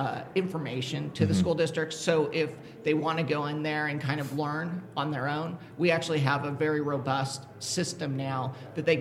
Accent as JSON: {"language": "English", "region": "California", "country": "United States", "said": "I'm from California"}